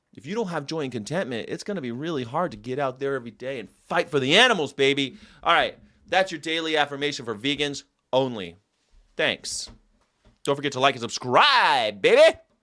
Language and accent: English; United States; I'm an American